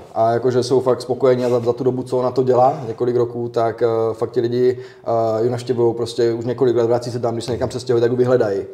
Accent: Otrokovice, Zlín Region, Czechia; u nás v Otrokovicích

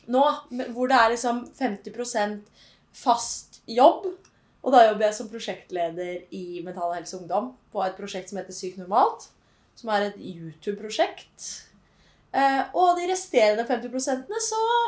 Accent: Holmestrand, Vestfold, Norway; moved away as an adult; also born or lived in Oslo; jeg kommer jo fra Holmestrand, da, en liten by i Vestfold. Vestfold. Represent. og har bodd der fram til jeg var 21 år

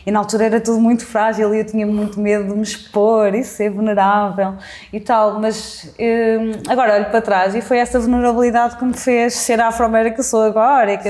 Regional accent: Mangualde, Viseu, Portugal; moved away as an adult; also born or lived in Coimbra; now in Lisbon, Portugal; eu cresci em Mangualde

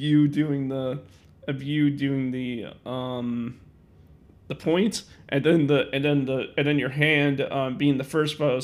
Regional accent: West Chicago, Illinois, United States; I'm from West Chicago

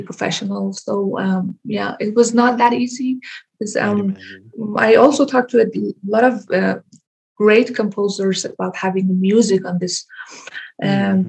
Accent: Iran; moved away as an adult; now in Denmark; I was born in Iran. Mm-hmm. I moved to Denmark in 2009 okay. to pursue my education.

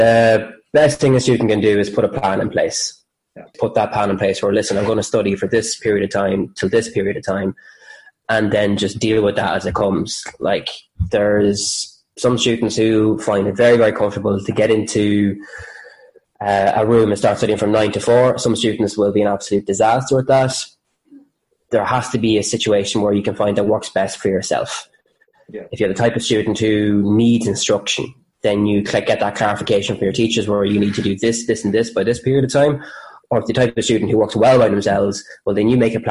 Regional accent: Cavan, Ulster, Ireland; moved away; also born or lived in Drogheda / Carlow; originally a Cavan man

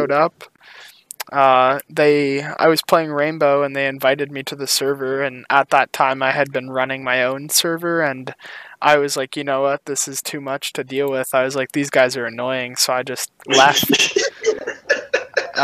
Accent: Canada; I am 18 years old and I'm from Canada

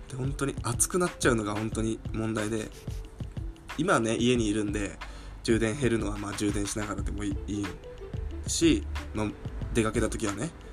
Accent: Fukushima, Japan; moved away; 僕の地元が福島なんですけど

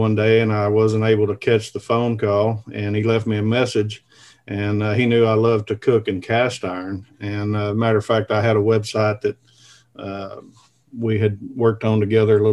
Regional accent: Kennett, Missouri, United States; now in Northeast Arkansas, United States; I live here in Northeast Arkansas, and I was born and raised in Southeast Missouri, a little small town, Kennett, Missouri

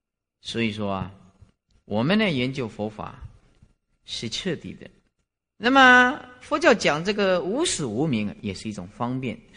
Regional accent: China; 包括我们中国人也讲盘古开天地啦，是不是啊？

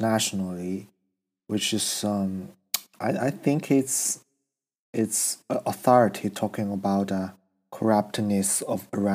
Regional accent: China; moved away as an adult; now in Australia; I'm from China

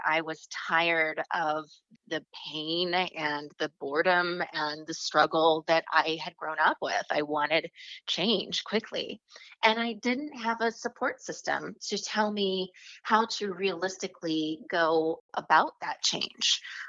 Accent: Oklahoma, United States; also born or lived in Virginia; I was born in Virginia and we moved around a little bit because my dad was in the military, but I grew up primarily in Oklahoma. So I spent 15 of my formative years in the Bible Belt, the middle of nowhere.

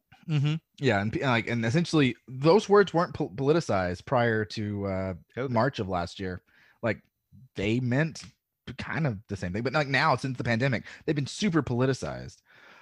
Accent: the South, United States; accent: Southern; And in high school, I decided I was going to get rid of my Southern accent.

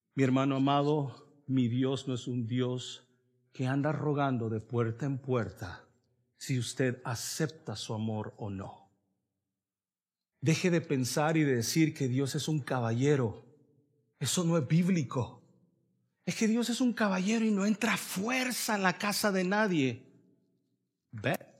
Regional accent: El Salvador; now in Raleigh, United States; yo soy salvadoreño

